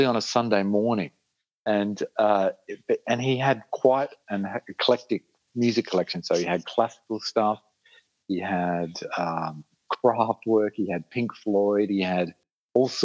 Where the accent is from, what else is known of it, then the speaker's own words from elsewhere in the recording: Adelaide, South Australia, Australia; In Adelaide. I've spent most of my life here